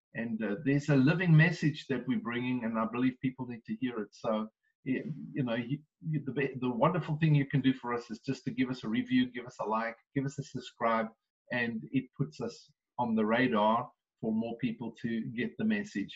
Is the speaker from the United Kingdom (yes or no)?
no; South Africa; now in United States; being South African